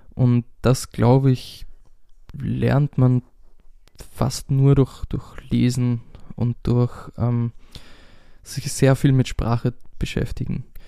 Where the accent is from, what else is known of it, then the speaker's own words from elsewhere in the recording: Austria; first language German; ich bin einfach aus einem deutschsprachigen Land und das ist meine Muttersprache